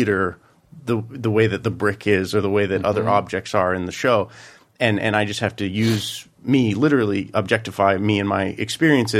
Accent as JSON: {"language": "English", "region": "Colorado", "country": "United States", "tie": "born or raised there", "said": "I grew up in Colorado with my mother"}